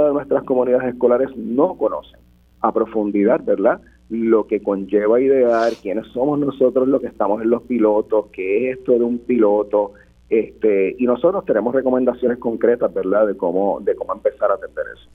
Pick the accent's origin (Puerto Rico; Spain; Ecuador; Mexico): Puerto Rico